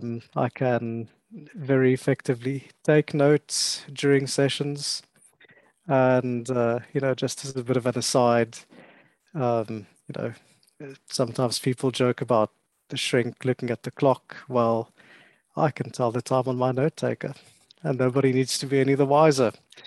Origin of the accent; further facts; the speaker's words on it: South Africa; I had to learn both English and Afrikaans Braille as I grew up in South Africa.